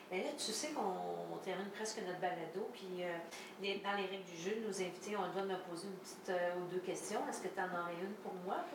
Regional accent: Grande-Île, Quebec, Canada; born or raised there

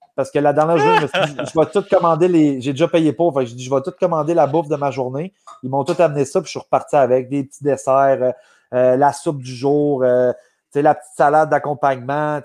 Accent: Gatineau, Quebec, Canada; moved away as an adult; quand je, suis revenu ici, moi, à Gatineau, j'avais vendu ma, maison que j'avais à Québec

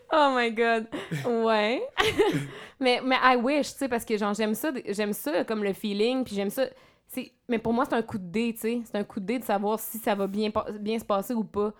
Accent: Abitibi, Quebec, Canada; moved away as an adult; now in Montreal, Canada; je viens de l'Abitibi

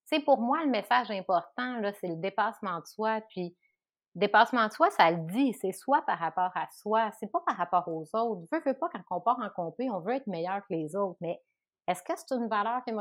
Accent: Chicoutimi, Quebec, Canada; moved away; Chicoutimi, puis je me suis tout le temps ennuyée de chez moi.

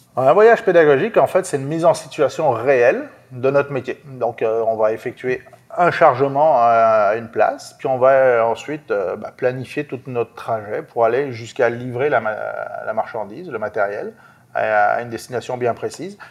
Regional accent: France; moved away as an adult; now in Quebec, Canada; je suis français d'origine, vécu en France jusqu'à ben, jusqu'en 2014.

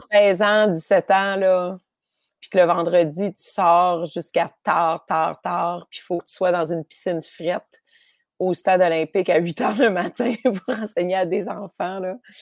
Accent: Montreal, Quebec, Canada; J'ai grandi à Rosemont.

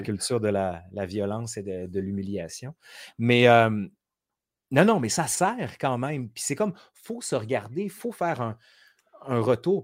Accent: Quebec City, Quebec, Canada; accent: Sainte-Foy (Québécois); moved away as an adult; also born or lived in France; now in Montreal, Canada; j'ai mon accent de Sainte-Foy

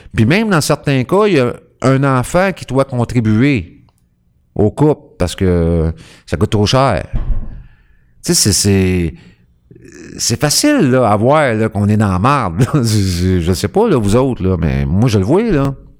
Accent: Quebec, Canada; je suis un Québécois. Tu je suis un Québécois, je fais partie du peuple québécois

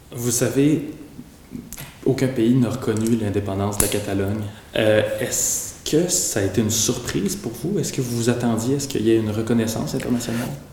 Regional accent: Canada; chez nous au Canada

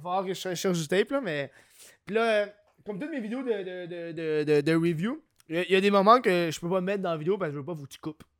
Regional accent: Quebec, Canada; je suis un Québécois moyen

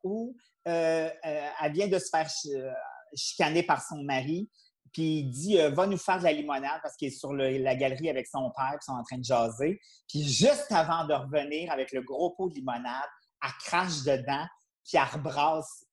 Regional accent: Quebec City, Quebec, Canada; je viens de Québec, j'habitais Beauport, puis il y avait un cinéma à tous les dimanches à la salle paroissiale

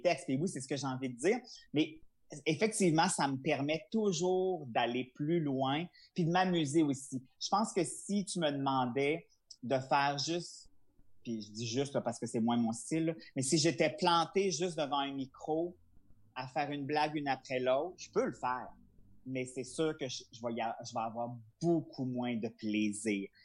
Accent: Charlevoix, Quebec, Canada; je suis originaire de Charlevoix

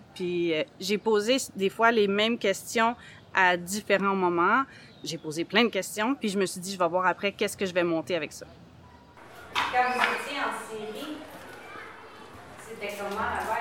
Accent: Saint-Eustache, Quebec, Canada; je viens de Saint-Eustache, une petite ville euh, en banlieue de Montréal.

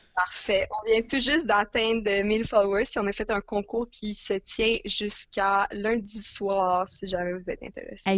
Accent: Montreal, Quebec, Canada; J'ai grandi à Montréal toute ma vie, comme Lily.

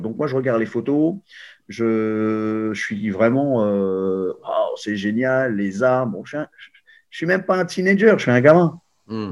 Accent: Paris, Île-de-France, France; je suis né à Paris en 1972

